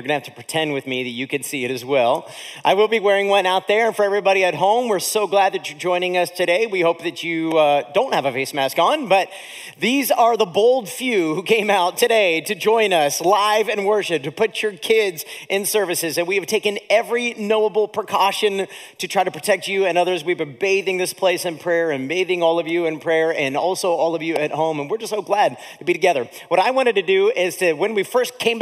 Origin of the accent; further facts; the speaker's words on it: Akron, Ohio, United States; I'm from Northeast Ohio, from Akron, Ohio